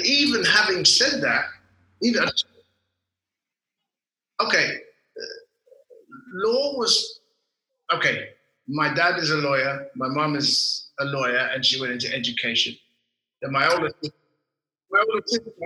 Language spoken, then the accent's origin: English; London, United Kingdom; I was born and raised in England, London, England, Golders Green, actually, right in the heart of the Jewish community.